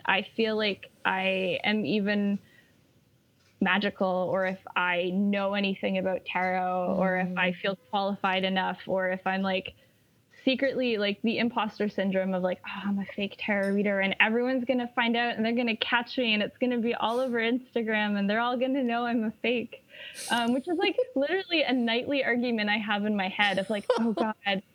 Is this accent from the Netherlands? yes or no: no; Canada; I'm Canadian